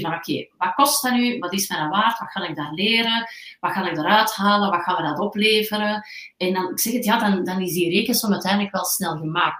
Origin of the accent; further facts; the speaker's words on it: Antwerp, Flanders, Belgium; geboren en getogen in Antwerpen